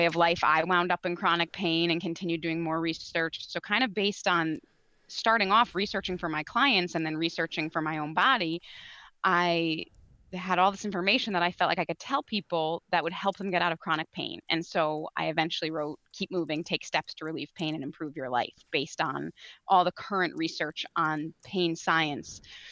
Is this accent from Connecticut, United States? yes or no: yes; Connecticut, United States; I grew up, born and raised in Connecticut.